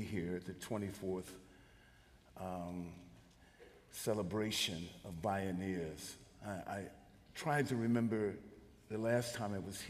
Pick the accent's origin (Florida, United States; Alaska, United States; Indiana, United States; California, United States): California, United States; San Francisco; also born or lived in rural South (US); I'm born and raised in San Francisco, California.